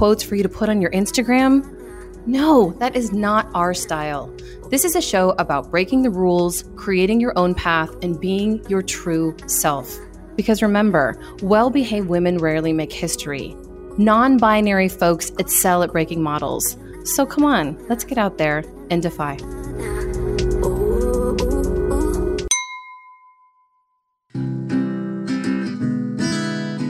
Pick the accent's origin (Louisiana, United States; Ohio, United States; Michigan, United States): Michigan, United States; now in Phoenix, United States; I was born in Michigan